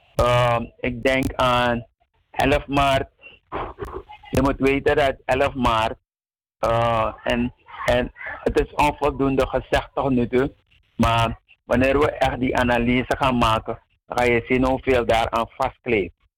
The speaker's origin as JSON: {"language": "Dutch", "country": "Suriname", "said": "wij Surinamers"}